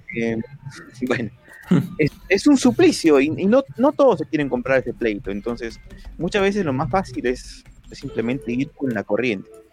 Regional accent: Peru; en mi país, en Perú

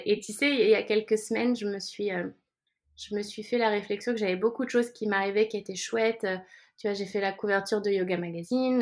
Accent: France; now in Barcelona, Spain; Je suis française, mais j'habite à Barcelone.

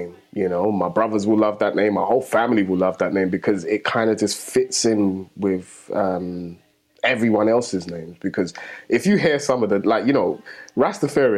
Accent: London, United Kingdom; I grew up in the heart of Tottenham

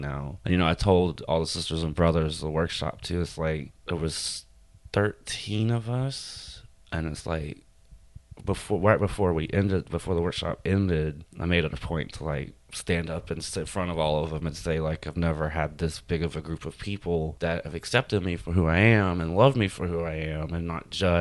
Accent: Gulf Coast, United States; also born or lived in Houma, Louisiana; now in New Orleans, United States; I grew up on the Gulf Coast. We always came down here for weekends and stay. And then when I was a teenager in high school, we moved further south to Houma, 45 minutes south of here.

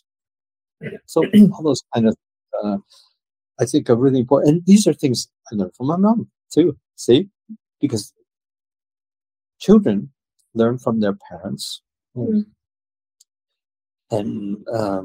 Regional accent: United States; I grew up in the States

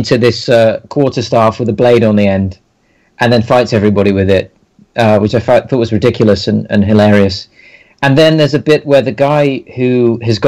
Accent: United Kingdom; I can't help being British

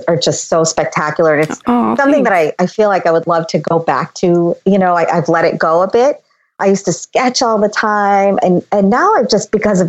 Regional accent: Boston, Massachusetts, United States; also born or lived in India; I grew up in the South Shore of Boston

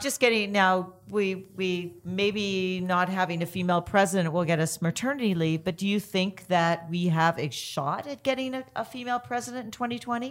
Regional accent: Canada; I'm Canadian

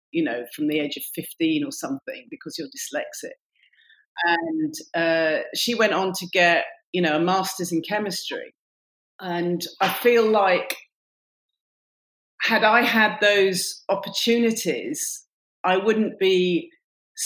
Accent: Warrington, North West England, United Kingdom; also born or lived in Oxford; now in London, United Kingdom; I come originally from Warrington

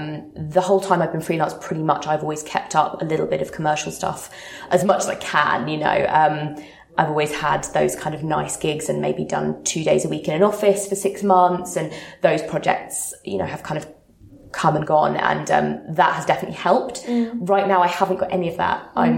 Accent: Sydney, New South Wales, Australia; moved away as an adult; now in London, United Kingdom; I moved to London from Sydney about 3.5 years ago and landed a dream freelance role

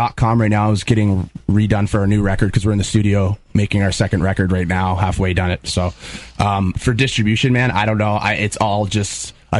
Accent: Niagara Falls, Ontario, Canada; we're from the Falls.

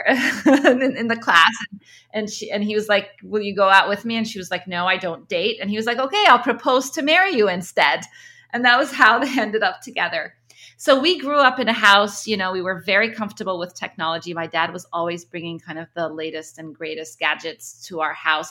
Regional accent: Egypt; moved away; also born or lived in Kuwait; I was born in Egypt. Um, both my parents are Egyptian

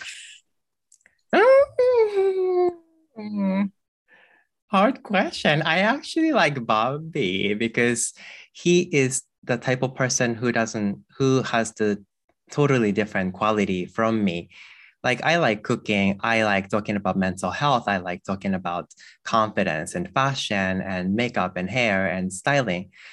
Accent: Japan; I grew up in a temple with, uh, monk parents. Um, growing up here

